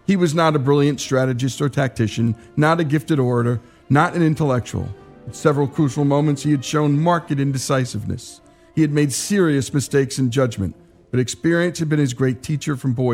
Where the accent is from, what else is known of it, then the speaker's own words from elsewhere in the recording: New Jersey, United States; this Jersey boy found himself in the heart of Cajun country, the capital of Cajun country.